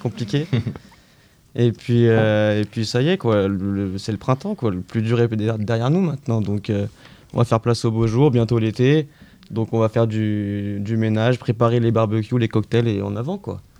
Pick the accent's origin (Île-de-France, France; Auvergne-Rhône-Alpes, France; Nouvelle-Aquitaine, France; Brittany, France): Auvergne-Rhône-Alpes, France; Lyon; now in Paris, France; je viens de Lyon